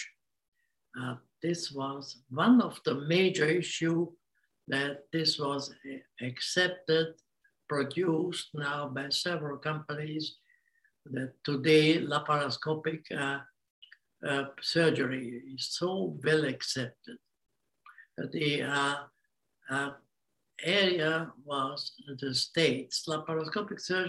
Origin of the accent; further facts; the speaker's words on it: Hungary; English is a second language; moved away as an adult; also born or lived in Vienna, Austria / Australia; I was born in Hungary and spent 15 years in Vienna. Came back to Hungary